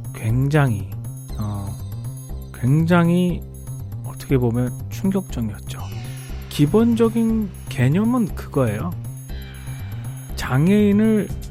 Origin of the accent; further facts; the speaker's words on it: South Korea; moved away as an adult; now in United States; 저부터도 한국에서 나고 자란 사람이니까